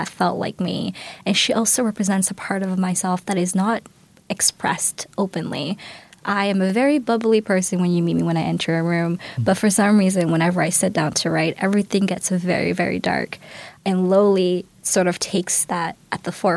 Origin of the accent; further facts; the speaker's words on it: Toronto, Ontario, Canada; I grew up in Galloway